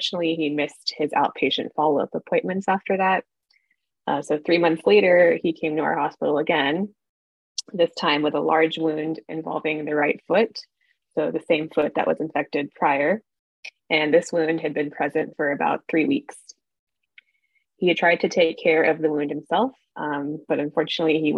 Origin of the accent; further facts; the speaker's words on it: Houston, Texas, United States; moved away as an adult; also born or lived in Kansas City, Missouri / Baltimore, Maryland; now in Boston, United States; I'm originally from Houston, Texas